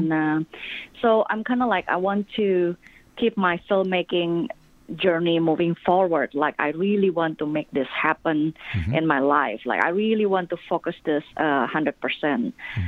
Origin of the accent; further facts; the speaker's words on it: Singapore; moved away as an adult; also born or lived in Indonesia; now in United States; I grew up most of my young adults and adults life in Singapore.